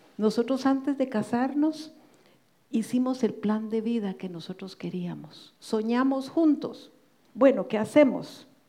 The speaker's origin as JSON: {"language": "Spanish", "country": "Guatemala", "said": "en mi país, Guatemala"}